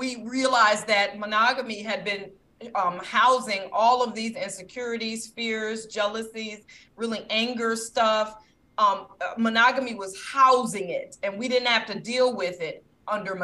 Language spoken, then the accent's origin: English; Detroit, Michigan, United States; I'm from Detroit, I'm black